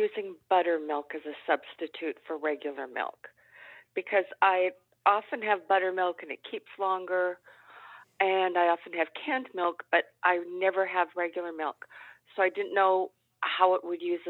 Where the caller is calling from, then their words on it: Victoria, British Columbia, Canada; I am calling from as far west in Canada as you can get, Victoria, British Columbia.